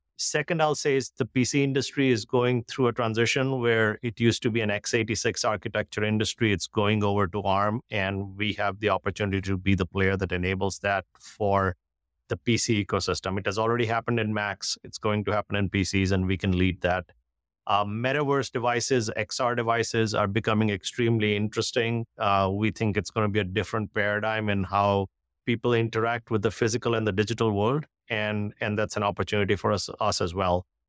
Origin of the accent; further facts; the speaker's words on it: India; moved away as an adult; now in United States; I grew up in India, uh, went to engineering school in India